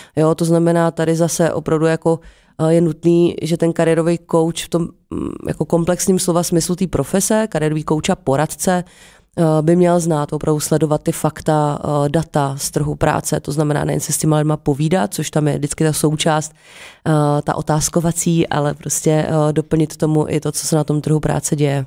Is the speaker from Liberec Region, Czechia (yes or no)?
yes; Jablonec nad Nisou, Liberec Region, Czechia; moved away; also born or lived in Prague; já jsem původně z Jablonce